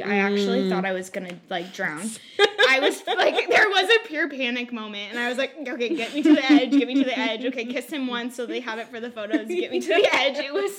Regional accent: Bay Area, California, United States; As Janine said, I am born and raised in the Bay Area. So that's where my husband and I currently live.

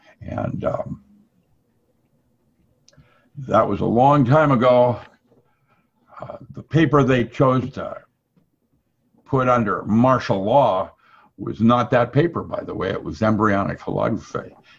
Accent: China; English is a second language; When I grew up in China, you respected someone older than you

